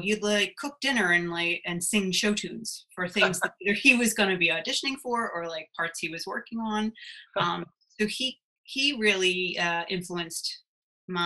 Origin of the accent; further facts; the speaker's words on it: Drexel Hill, Pennsylvania, United States; also born or lived in New Jersey; now in West Chester, United States; I lived in Drexel Hill for a little bit. That's where I grew up, and then moved out to Westchester